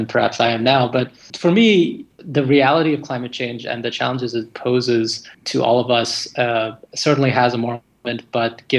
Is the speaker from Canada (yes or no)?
yes; Alberta, Canada; moved away as an adult; now in California, United States; I grew up around the energy industry in Canada, which is, of course, the oil sands up in Alberta